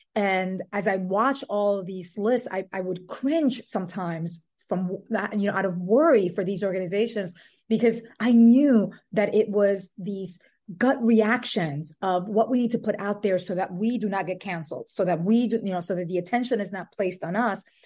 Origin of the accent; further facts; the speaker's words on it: Dominican Republic; also born or lived in New York City, United States; now in Brooklyn, United States; I was born in New York City and raised in the Dominican Republic